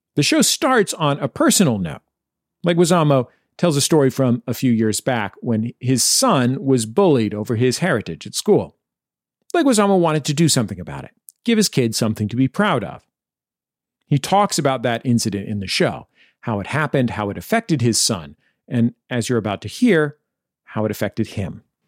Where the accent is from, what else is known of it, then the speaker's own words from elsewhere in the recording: California, United States; growing up in California, uh, to be Latino meant, uh, you know, for people in my neighborhood, it meant to be Mexican